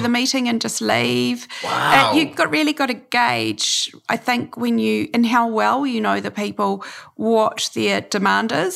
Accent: New Zealand; also born or lived in Takapuna Beach, Auckland; I'm a New Zealander

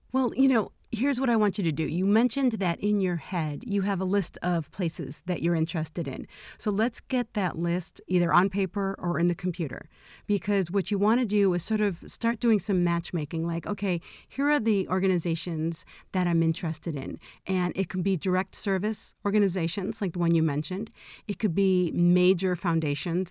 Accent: Chicago, Illinois, United States; moved away as an adult; now in Los Angeles, United States; I always thought I'd be born and raised in Chicago and stay there forever

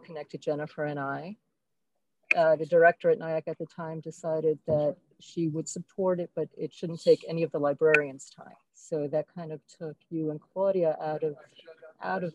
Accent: New York City, New York, United States; I grew up in Brooklyn

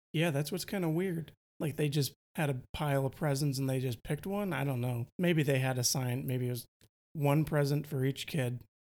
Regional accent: Milwaukee, Wisconsin, United States; accent: Wisconsin; moved away; I grew up in Milwaukee. I'm trying to really tone down my Wisconsin accent

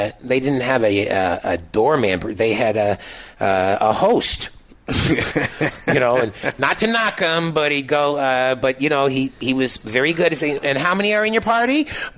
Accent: Toronto, Ontario, Canada; I'm from Toronto, and I'm not aware of what's going on, you know.

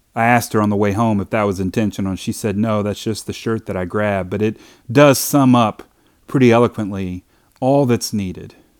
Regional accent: Hopkinsville, Kentucky, United States; I grew up in Hopkinsville, Kentucky

